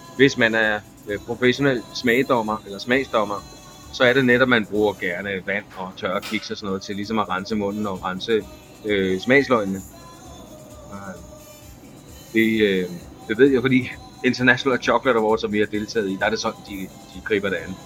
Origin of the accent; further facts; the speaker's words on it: Denmark; moved away as an adult; now in Costa Rica; da jeg var barn i Danmark